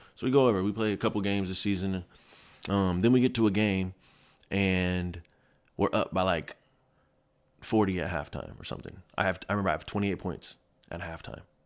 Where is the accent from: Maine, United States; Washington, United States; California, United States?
Washington, United States; Kent; moved away as an adult; also born or lived in Seattle, Washington / Red Deer, Alberta / Germany; I'm from Kent. Um, so I went to Kent Meridian my first three years of high school. I lived with my mom